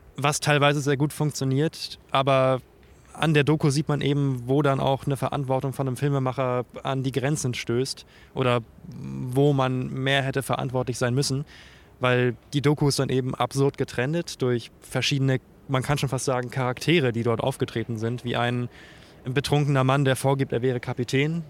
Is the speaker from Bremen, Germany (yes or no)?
yes; Bremen, Germany; moved away as an adult; now in Mainz, Germany; Ich komme ursprünglich aus Bremen. Ich bin Nordlicht